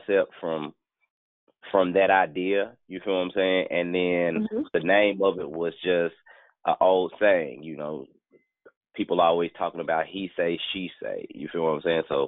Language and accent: English; Memphis, Tennessee, United States; I'm from Memphis